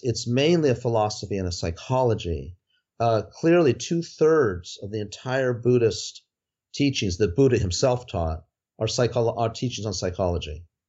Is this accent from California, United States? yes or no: yes; outside Los Angeles, California, United States; also born or lived in Nepal; I grew up outside Los Angeles